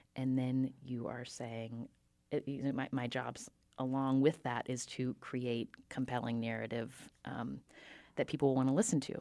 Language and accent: English; Charleston, West Virginia, United States; I grew up in Charleston, West Virginia, which is a small, smallish city